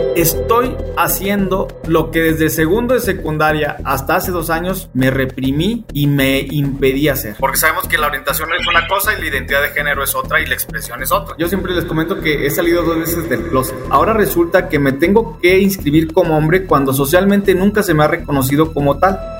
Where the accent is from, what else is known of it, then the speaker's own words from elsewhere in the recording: Saltillo, Coahuila, Mexico; moved away as an adult; now in Aguascalientes, Mexico; soy originario de Satillo, Coahuila. Tengo radicando en Aguascalientes alrededor de 10 años